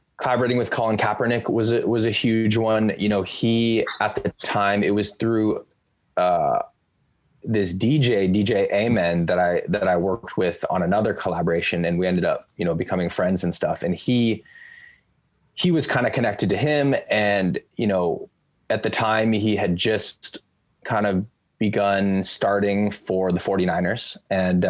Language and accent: English; Bay Area, California, United States; growing up in the Bay Area, I'm fans of the local teams